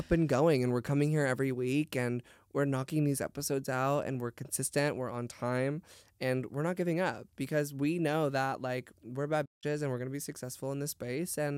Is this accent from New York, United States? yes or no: no; San Diego, California, United States; because I'm from San Diego, so I never really thought it was a problem.